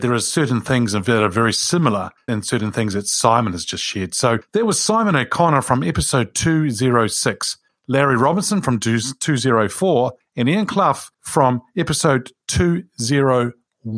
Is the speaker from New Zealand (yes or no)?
yes; Wellington, New Zealand; Wilberforce is a street that I grew up in Wilberforce Street in Wellington